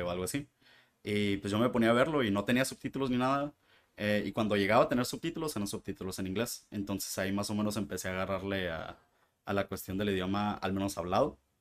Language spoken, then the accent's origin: Spanish; Mexicali, Baja California, Mexico; moved away as an adult; now in Tijuana, Mexico; soy de Mexicali